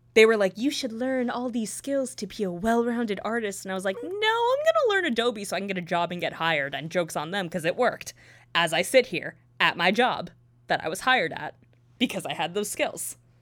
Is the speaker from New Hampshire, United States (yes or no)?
no; near New Brunswick, New Jersey, United States; also born or lived in Purchase, New York; ten minutes away from where I grew up